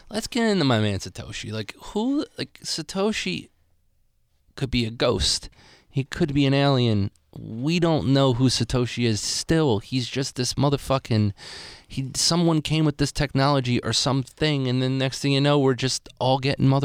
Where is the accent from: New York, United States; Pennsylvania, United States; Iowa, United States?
Pennsylvania, United States; Philadelphia; I'm from Philadelphia.